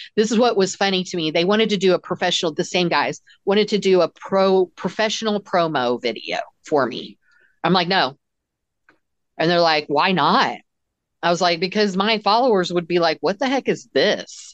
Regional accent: Texas, United States; I'm very American obviously and super Texan

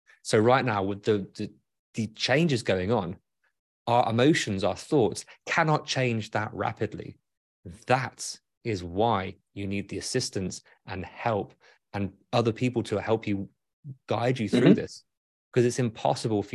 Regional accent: United Kingdom; accent: British; my British accent

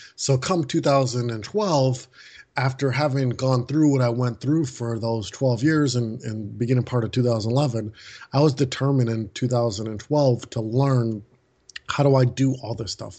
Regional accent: Milwaukee, Wisconsin, United States; moved away as an adult; now in Maui, United States; we moved our family in April from Milwaukee, Wisconsin, where I was born and raised

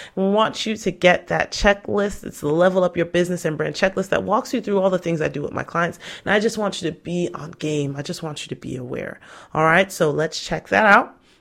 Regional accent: Nigeria; I'm Nigerian

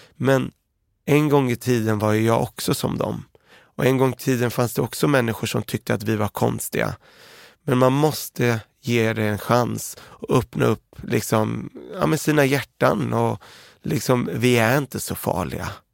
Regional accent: Örebro, Örebro County, Sweden; also born or lived in Beirut, Lebanon; Vi växte upp i Örebro, eh, kom vi till, och i ett område som hette Oxhagen.

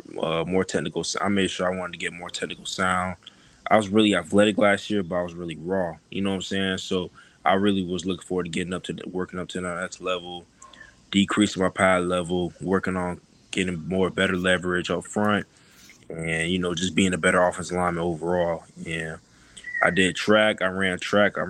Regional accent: Riverview, Florida, United States; also born or lived in Tampa, Florida; I was in Tampa for a couple years and then okay. I moved down here to Riverview, and then once I got to high school I went to Sumner

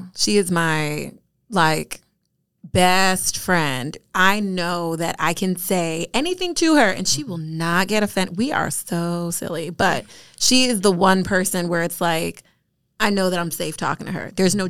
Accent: New York, United States; I'm a New Yorker.

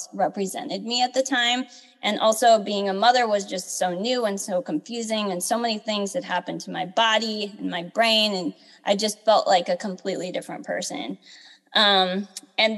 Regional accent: Southern California, United States; I was born and raised in Southern California

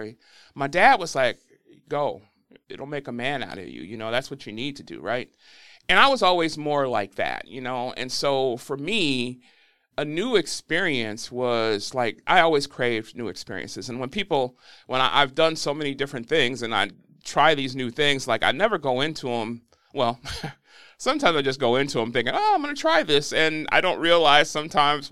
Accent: Milwaukee, Wisconsin, United States; I grew up in Milwaukee

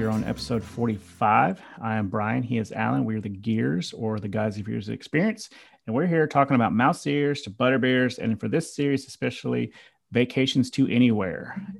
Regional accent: Nashville, Tennessee, United States; my hometown of Nashville.

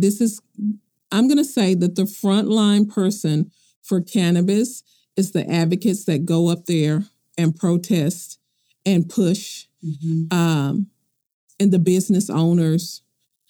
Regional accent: Oklahoma, United States; I'm from Oklahoma

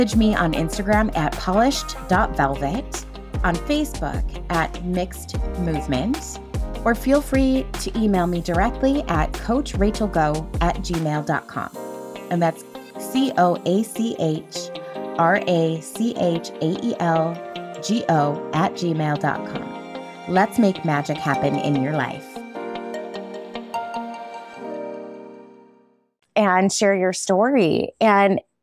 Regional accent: Chicago, Illinois, United States; I was raised outside of Chicago in the Chicago suburbs.

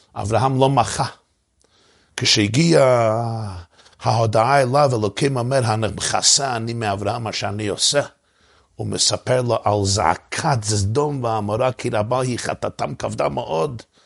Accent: New York City, New York, United States; אני גדלתי בברוקלין בניו יורק

